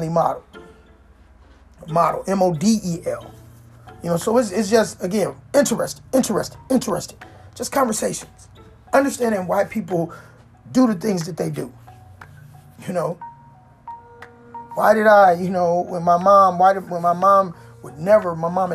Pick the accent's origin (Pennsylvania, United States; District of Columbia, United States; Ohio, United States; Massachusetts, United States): District of Columbia, United States; Washington; I grew up in Chocolate City